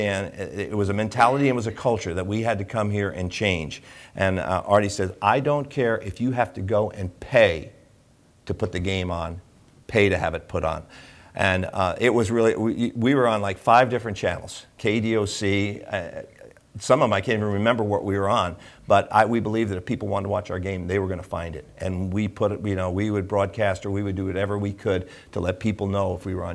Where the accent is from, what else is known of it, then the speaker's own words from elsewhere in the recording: New Jersey, United States; moved away; I'm from New Jersey